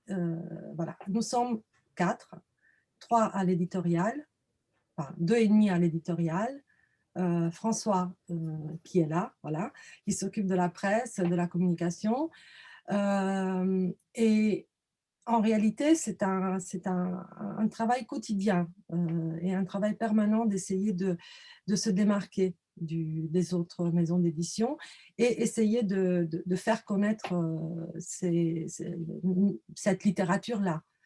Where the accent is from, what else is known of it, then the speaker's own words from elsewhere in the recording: Romania; moved away; je suis roumaine d'origine